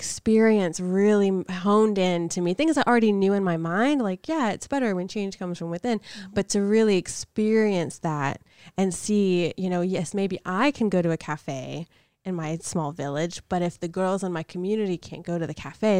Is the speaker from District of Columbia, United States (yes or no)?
no; Macon, Georgia, United States; this is happening in what I considered my hometown, the absolutely. Place I spent the most of my life at that point.